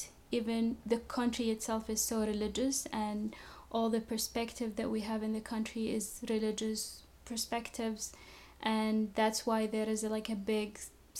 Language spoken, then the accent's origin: English; Saudi Arabia; moved away as an adult; also born or lived in Virginia / Texas; now in Lubbock, United States; originally from Saudi Arabia.